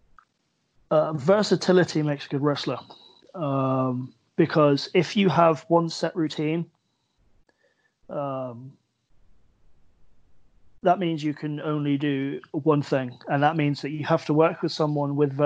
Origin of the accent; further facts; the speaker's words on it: Plymouth, South West England, United Kingdom; moved away as an adult; now in Swindon, United Kingdom; as much as I love Plymouth and, you know, I'm proud of my hometown